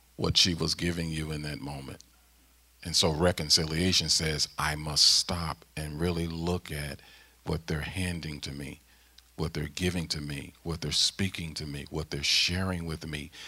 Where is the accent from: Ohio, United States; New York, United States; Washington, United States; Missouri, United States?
Missouri, United States; St. Louis; moved away as an adult; now in Mechanicsburg, Pennsylvania, United States; St. Louis, my hometown, uh, in Ferguson